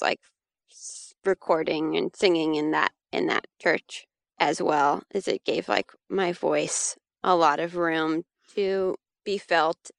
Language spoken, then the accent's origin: English; Santa Cruz, California, United States; now in North Carolina, United States; I grew up in Santa Cruz, California